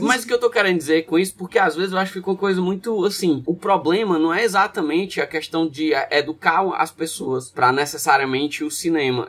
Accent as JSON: {"language": "Portuguese", "region": "Northeast Region", "country": "Brazil", "also_born_or_lived": "North Brazil", "said": "Eu sou do Nordeste e eu passei muito tempo no Norte também do país"}